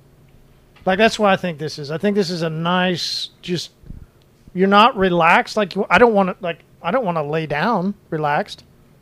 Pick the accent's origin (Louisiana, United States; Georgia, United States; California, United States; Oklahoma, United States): Oklahoma, United States; Good thing we're some boys from Oklahoma.